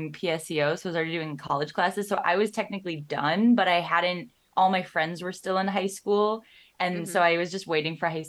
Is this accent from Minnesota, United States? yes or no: yes; Minnesota, United States; I'm from Minnesota and born and raised here